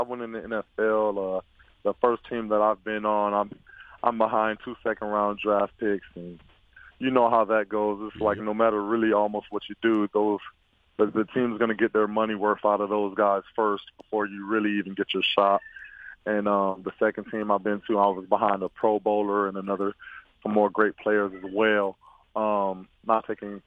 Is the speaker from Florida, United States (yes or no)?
yes; Florida, United States; born or raised there